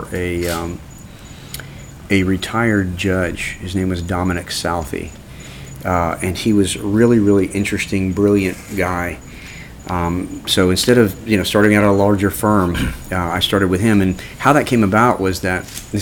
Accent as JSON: {"language": "English", "town": "Orlando", "region": "Florida", "country": "United States", "tie": "born or raised there", "said": "I grew up in Orlando. You know, I went to Winter Park High School and grew up in Orlando."}